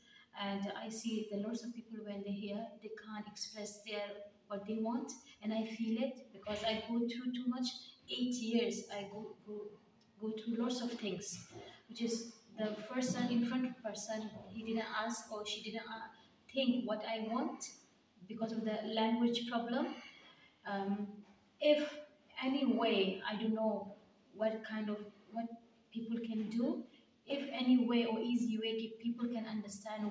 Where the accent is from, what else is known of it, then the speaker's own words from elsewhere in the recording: Kandahar, Afghanistan; English is a second language; moved away as an adult; now in Cardiff, United Kingdom; I am from Afghanistan. I live in Afghanistan, Kandahar City.